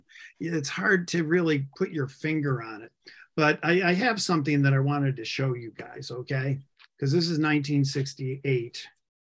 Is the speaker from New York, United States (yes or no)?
yes; Buffalo, New York, United States; moved away as an adult; also born or lived in Atlanta; I grew up in Western New York, by the way, in Buffalo, right near Buffalo